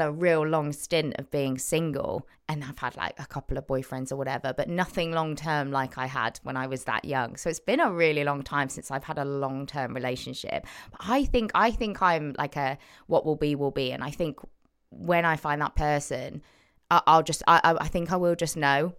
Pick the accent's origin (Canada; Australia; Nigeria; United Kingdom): United Kingdom; Cheltenham, South West England; moved away as an adult; now in Manchester, United Kingdom; Cheltenham, Cotswolds, go. Born and raised, and then I live in Manchester last six years.